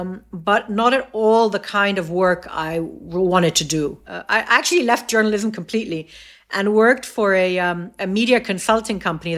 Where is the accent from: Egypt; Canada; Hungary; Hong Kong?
Egypt; also born or lived in United States / Saudi Arabia / England; I'm fully Egyptian, but I've only been living in Egypt for the last 19 years. I was born in the States, and I then lived in Saudi Arabia.